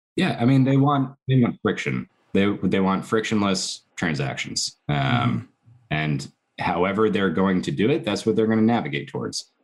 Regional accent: Connecticut, United States; I grew up in Connecticut

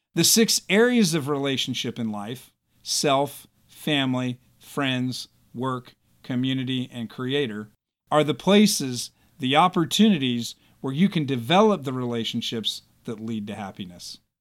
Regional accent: United States; As American citizens

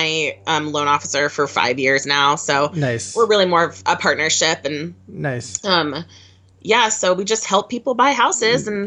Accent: Nooksack, Washington, United States; also born or lived in Bellingham / Pullman; now in Seattle, United States; I'm actually from a really, really small town north of Seattle, about 2 hours north

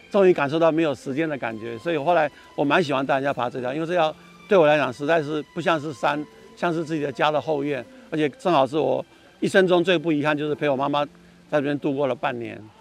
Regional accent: Taipei, Taiwan; 我住在万华长大，那万华是一个很封闭的环境，是个旧社区

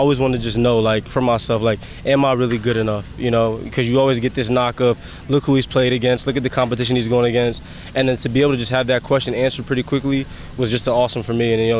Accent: Harrisburg, Pennsylvania, United States; it's a blessing just to, you know, come from where I came from Harrisburg and from Fordham, and to be able to get to year 6.

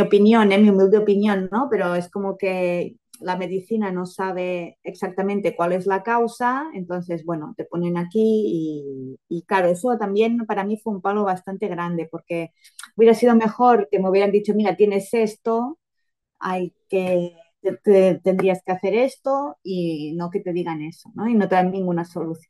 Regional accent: Girona, Catalonia, Spain; vivo en Girona, en un pueblecito cerca de Girona, soy de Girona

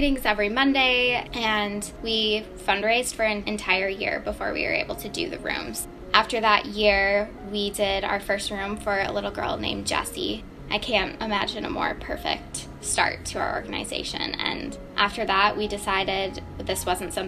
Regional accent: Beaver Dam, Wisconsin, United States; also born or lived in Minnesota; I'm originally from Beaver Dam, Wisconsin.

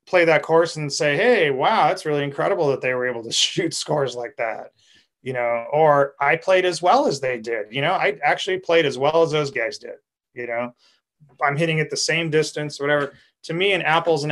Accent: California, United States; being a Californian

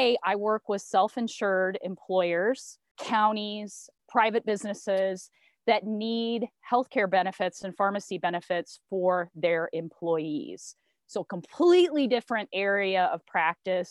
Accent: Indiana, United States; also born or lived in Philadelphia; I am a Midwesterner. Grew up in Indiana, and I currently live in Indiana as well

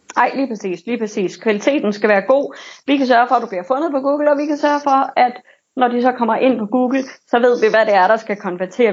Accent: Silkeborg, Central Denmark Region, Denmark; Jeg kommer fra Silkeborg

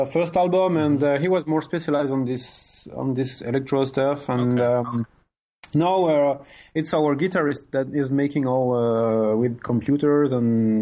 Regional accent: near Mulhouse, Grand Est, France; first language French; English is a second language; we are from a very little city in France.

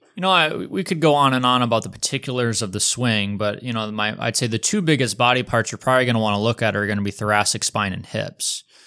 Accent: Detroit, Michigan, United States; moved away; also born or lived in Des Moines; competitive high school golfer growing up in the Metro Detroit area

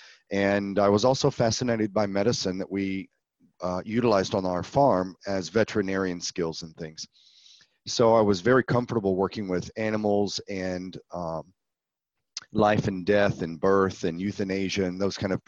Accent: central Texas near Austin, United States; So I grew up in Texas.

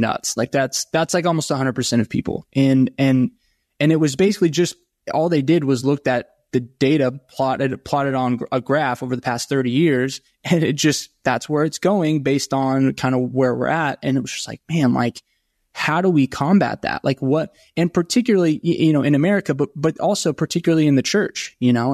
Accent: Franklin, Tennessee, United States; I grew up in Nashville, just south of Nashville and Franklin.

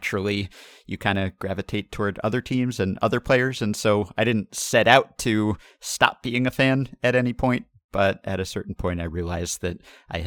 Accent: New York City, New York, United States; I grew up in Manhattan and still live here

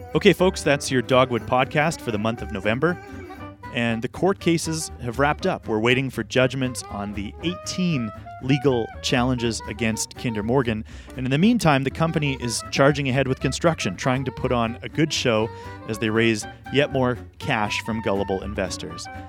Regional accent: British Columbia, Canada; our job as British Columbians

